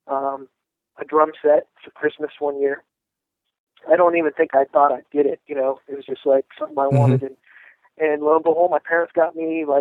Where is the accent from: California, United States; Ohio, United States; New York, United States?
California, United States; Southern; I grew up in Southern California